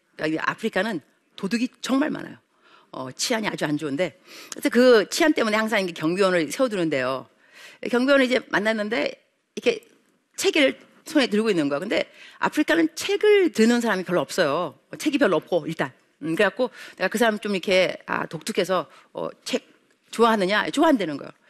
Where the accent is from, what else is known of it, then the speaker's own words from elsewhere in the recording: South Korea; moved away as an adult; now in Kenya; South Korea